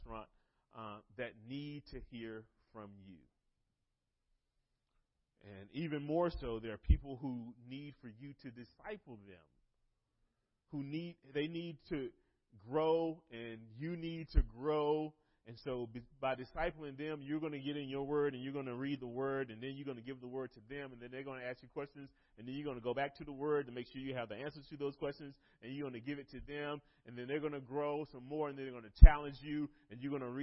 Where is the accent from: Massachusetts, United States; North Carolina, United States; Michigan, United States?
North Carolina, United States; moved away; I was in high school in a ministry back in my hometown in North Carolina